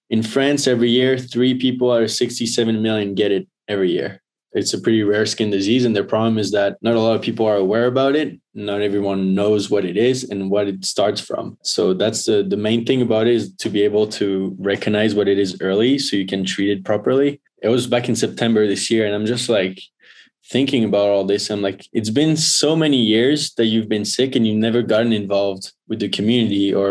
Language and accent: English; Northeast, United States; I came from the Northeast where it's like. You know, playing juniors and stuff.